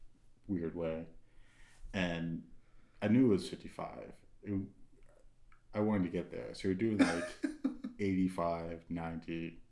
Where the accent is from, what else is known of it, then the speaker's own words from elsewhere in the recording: Maryland, United States; now in Texas, United States; But I come from Maryland